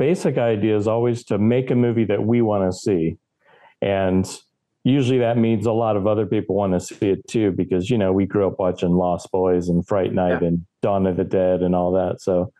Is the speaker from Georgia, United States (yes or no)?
no; California, United States; I'm from California.